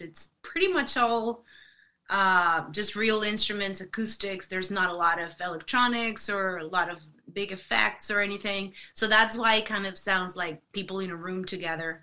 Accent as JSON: {"language": "English", "town": "Monterrey", "region": "Nuevo León", "country": "Mexico", "tie": "born or raised there", "moved": "yes", "said": "Monterrey, Monterrey, which is mm. my hometown where I'm from"}